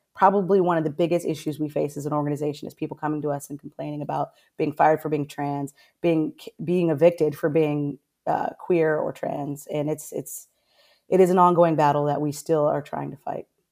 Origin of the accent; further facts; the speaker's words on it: Orlando, Florida, United States; moved away as an adult; now in Pasco County, United States; I'm originally from Orlando